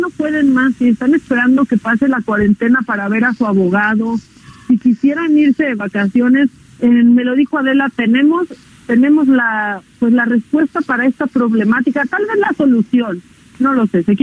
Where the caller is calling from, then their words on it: Naucalpan, State of Mexico, Mexico; de Naucalpa.